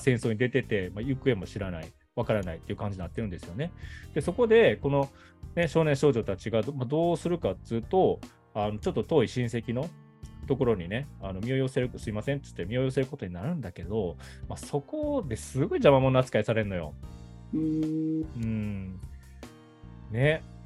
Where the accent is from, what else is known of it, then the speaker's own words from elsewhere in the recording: Kobe, Hyogo, Japan; now in Saitama, Japan; 自分の、ね、生まれ育った街